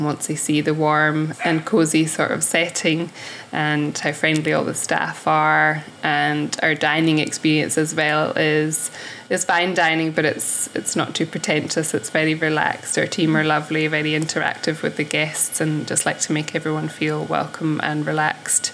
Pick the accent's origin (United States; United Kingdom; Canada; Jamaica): United Kingdom; Ness, Western Isles, Scotland; moved away as an adult; also born or lived in Australia / New Zealand / Fort William; I'm from Newest in the Western Isles, and when I left school, I worked at Langus Lodge